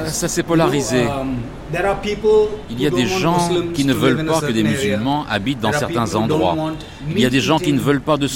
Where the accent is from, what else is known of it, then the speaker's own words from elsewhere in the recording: Mumbai, Maharashtra, India; also born or lived in Pune; suis né à Pune, en fait la capitale du Maharashtra, um, mais j'ai vécu ici toute ma vie.